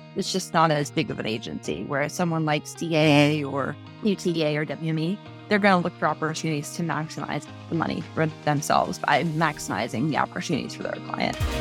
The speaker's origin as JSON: {"language": "English", "region": "Wisconsin", "country": "United States", "also_born_or_lived": "Minnesota", "moved": "as an adult", "said": "I'm originally from Wisconsin, went to school in Minnesota at Winona State"}